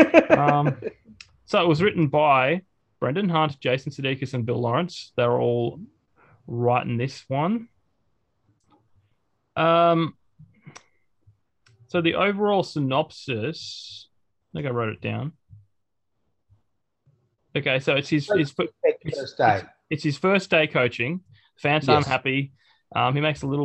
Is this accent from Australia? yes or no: yes; Australia; I come from a town that's got like what I think 1200 people in it, hardly anyone.